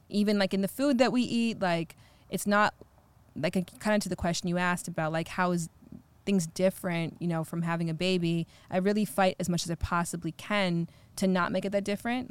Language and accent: English; Ontario, Canada; I'm from Canada